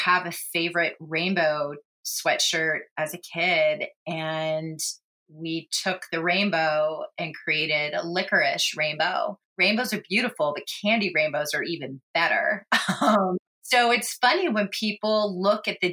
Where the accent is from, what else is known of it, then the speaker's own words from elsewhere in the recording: Manhattan Beach, California, United States; I grew up in Manhattan Beach